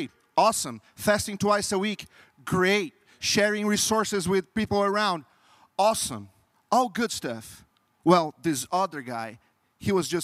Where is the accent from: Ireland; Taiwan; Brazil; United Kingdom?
Brazil; English is a second language; moved away; I'm not from U.S. I'm from Brazil, and Brazil is a very Catholic country. So during my entire life, I was trained